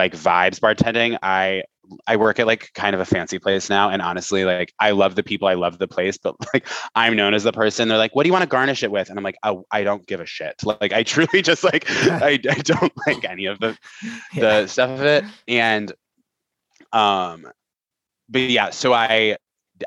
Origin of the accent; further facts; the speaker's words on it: Vermont, United States; I did a lot of theater in high school in Vermont, in rural Vermont